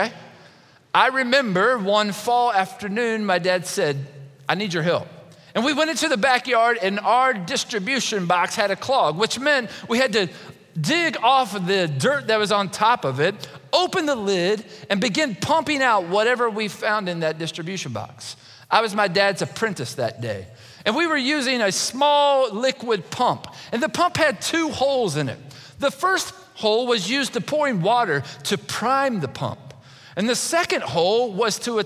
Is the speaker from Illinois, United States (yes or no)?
no; Kentucky, United States; When I was growing up in Kentucky, we lived out in the rural part of my city